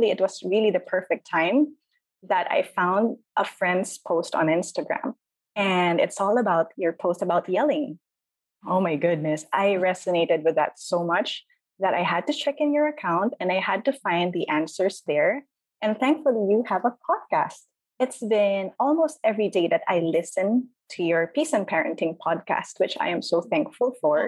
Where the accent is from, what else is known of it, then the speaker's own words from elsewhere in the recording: Philippines; I'm from the Philippines